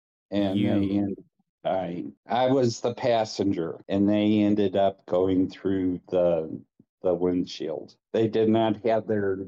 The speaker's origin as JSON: {"language": "English", "town": "Hillsboro", "country": "United States", "tie": "born or raised there", "moved": "yes", "said": "I'm originally from Jefferson County, from a little town called Hillsboro, where the men are men and the cows are scared."}